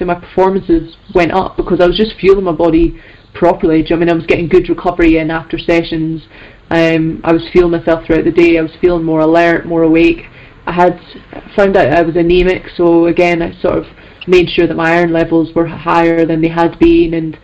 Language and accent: English; Scotland, United Kingdom; I'm Scottish, and I've never been up there in my life